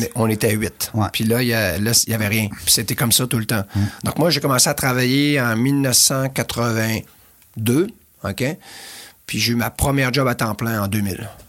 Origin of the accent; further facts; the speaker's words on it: L'Anse-Saint-Jean, Quebec, Canada; moved away; mon village natal, dans le pied de la montagne du Mont-Édouard, qui est la cinquième plus grosse montagne au Québec